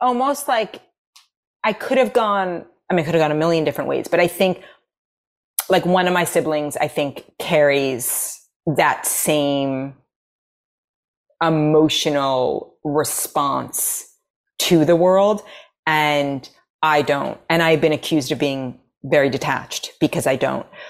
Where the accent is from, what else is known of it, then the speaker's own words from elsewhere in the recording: New York City, New York, United States; accent: American; moved away as an adult; also born or lived in Los Angeles; now in Nashville, United States; growing up in New York City, there, I was never around Sephardic, ever